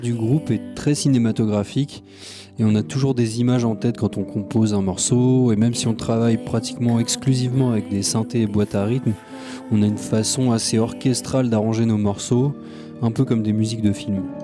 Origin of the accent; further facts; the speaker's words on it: Lagny-sur-Marne, Île-de-France, France; je viens de Lagny en Seine-et-Marne.